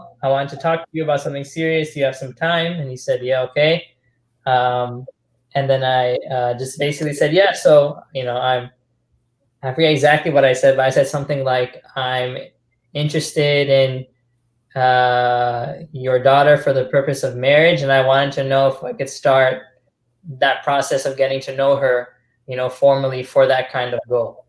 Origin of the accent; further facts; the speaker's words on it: Trinidad & Tobago; even though I look Desi, I'm not Desi. Although maybe originally Desi because I'm from Trinidad